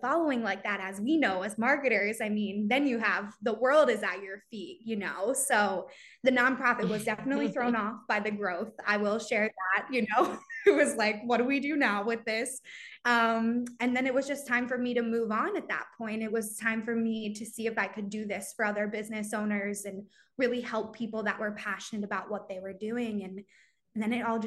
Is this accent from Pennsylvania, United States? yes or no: yes; Philadelphia, Pennsylvania, United States; also born or lived in Virginia; I'm from Greater Philadelphia area